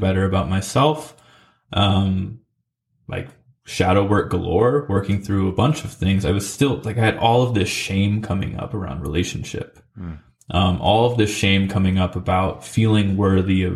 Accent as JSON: {"language": "English", "town": "McMinnville", "region": "Oregon", "country": "United States", "tie": "born or raised there", "also_born_or_lived": "Salem, Oregon / Nashville, Tennessee", "said": "my hometown of McMinnville"}